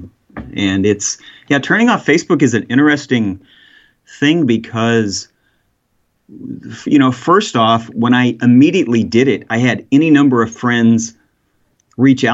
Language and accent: English; Texas, United States; moved away as an adult; also born or lived in Dallas / Austin / Idaho / Oregon; I from Texas. I was born in Dallas, and I've lived out in East Texas for a long time.